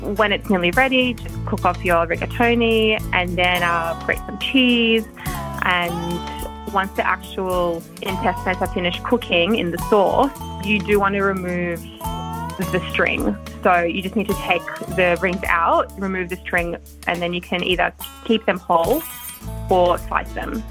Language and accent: English; Sydney, New South Wales, Australia; I grew up in Sydney